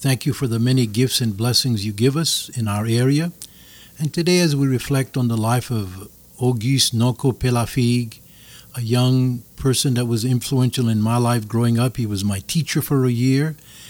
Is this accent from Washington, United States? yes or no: no; Arnaudville, Louisiana, United States; I was born in Arnonville in the summer of 42, went to Little Flower Convent